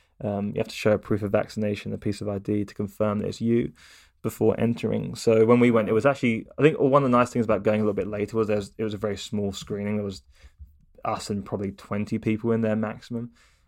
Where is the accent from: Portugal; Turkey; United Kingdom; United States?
United Kingdom; Watford, East of England; born there; I was born in Watford and I lived there for a very short period of time. But I spent most of my time not living in Watford, actually.